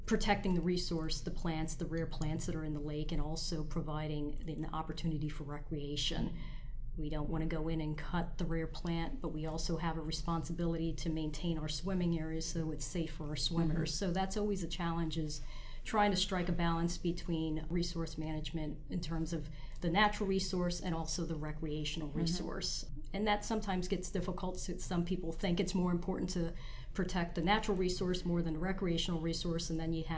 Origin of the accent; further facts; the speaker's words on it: New York City, New York, United States; now in New Jersey, United States; I grew up in Brooklyn in the inner city in a project development.